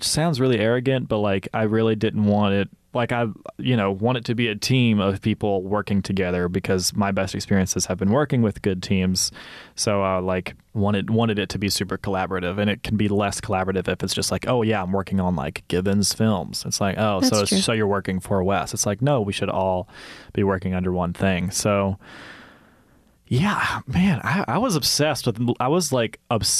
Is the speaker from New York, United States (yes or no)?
no; Senatobia, Mississippi, United States; moved away; being from Senatobia